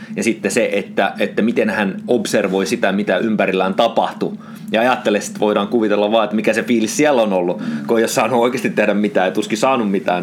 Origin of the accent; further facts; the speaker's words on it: Oulu, North Ostrobothnia, Finland; mä olen syntynyt Oulussa